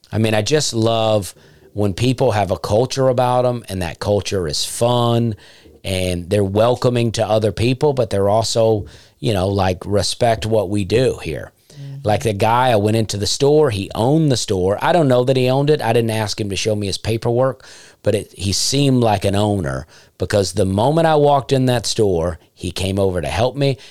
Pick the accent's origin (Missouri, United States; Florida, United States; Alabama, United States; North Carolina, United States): Alabama, United States; Opelika; moved away; also born or lived in Nashville / Charleston; I grew up in a town called Opelika